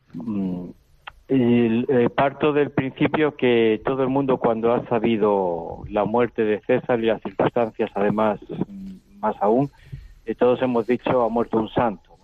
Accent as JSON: {"language": "Spanish", "country": "Spain", "moved": "yes", "said": "venimos con nuestros esquemas de España"}